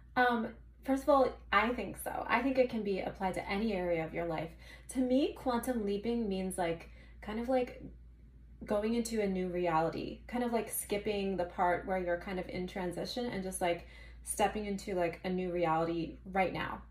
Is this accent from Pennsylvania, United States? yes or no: yes; Philadelphia, Pennsylvania, United States; I'm from Philadelphia, so I have my studio here and I live here in the Manayunk area